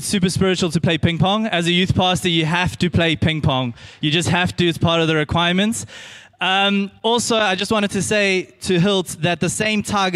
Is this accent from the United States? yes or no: no; Pinetown, KwaZulu-Natal, South Africa; I grew up in Pinetown, and I went to Benjamin Pine Primary